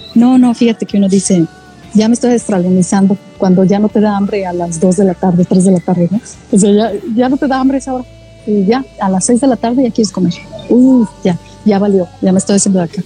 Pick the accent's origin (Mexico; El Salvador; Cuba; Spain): Mexico; moved away as an adult; now in Australia